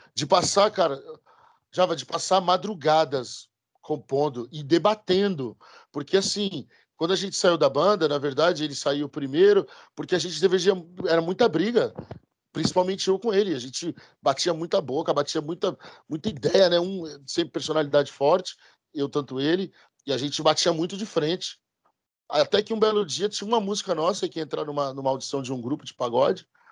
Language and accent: Portuguese; Brazil; moved away; Nosso povo, nós somos brasileiros